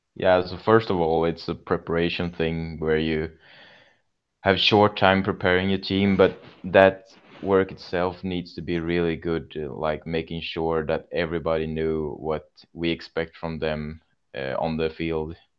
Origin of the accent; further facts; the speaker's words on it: Kalmar, Kalmar County, Sweden; also born or lived in Tranås; my youth club and my hometown Kalmar